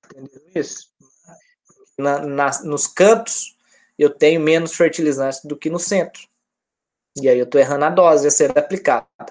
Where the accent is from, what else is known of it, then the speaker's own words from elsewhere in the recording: Minas Gerais, Brazil; now in Rio de Janeiro, Brazil; Eu que sou de Minas